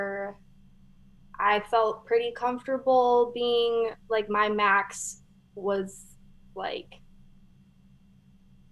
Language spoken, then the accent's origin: English; Michigan, United States; moved away as an adult; now in Hawaii, United States; I'm from Michigan, and I actually didn't know that there was surf in Michigan until I left Michigan and moved to Hawaii.